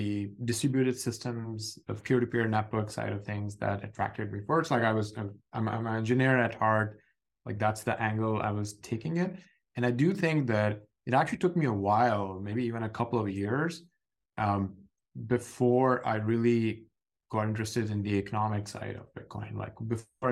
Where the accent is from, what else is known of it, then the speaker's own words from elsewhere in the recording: Pakistan; growing up in Pakistan in the late 90s